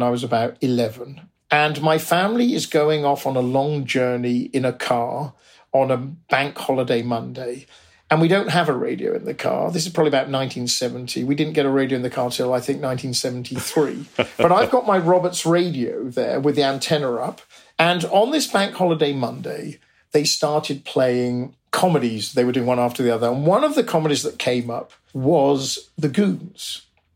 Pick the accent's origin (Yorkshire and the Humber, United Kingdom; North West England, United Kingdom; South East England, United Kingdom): South East England, United Kingdom; Oxford; we grew up in Oxford